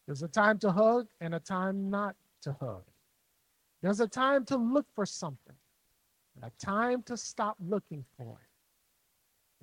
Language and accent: English; Jackson, Mississippi, United States; moved away as an adult; now in Chicago, United States; I've been in Chicago 10 years, but I'm originally from Jackson, Mississippi